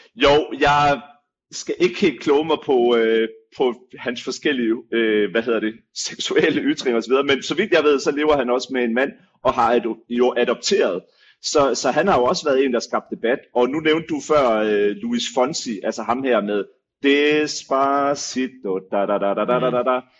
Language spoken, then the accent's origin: Danish; Denmark; som danskere